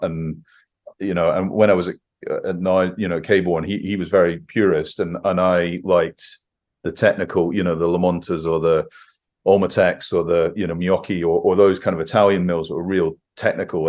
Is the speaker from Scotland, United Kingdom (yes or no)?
yes; Scotland, United Kingdom; growing up in Scotland